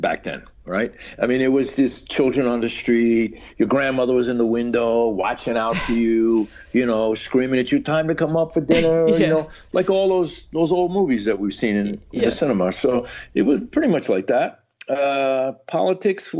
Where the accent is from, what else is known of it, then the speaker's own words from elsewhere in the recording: New York City, New York, United States; growing up in New York at that time